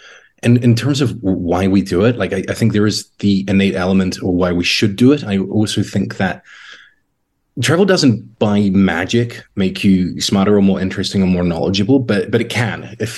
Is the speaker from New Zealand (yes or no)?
yes; New Zealand; moved away as an adult; now in Poznan, Poland; I grew up in New Zealand. We don't have a lot of trains, and everywhere is a flight away.